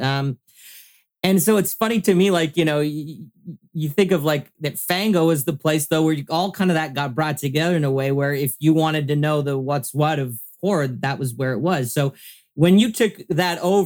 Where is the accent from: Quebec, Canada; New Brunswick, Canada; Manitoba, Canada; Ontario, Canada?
Ontario, Canada; Mississauga; I grew up in Mississauga